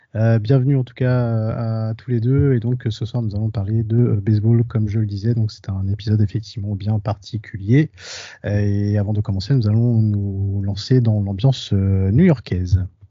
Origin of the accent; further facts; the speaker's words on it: Nogent-sur-Marne, Île-de-France, France; ma ville natale de Nogent-sur-Marne